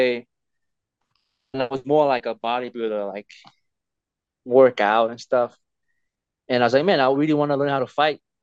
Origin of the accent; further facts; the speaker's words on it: Tonga; moved away; when I was growing up in Tonga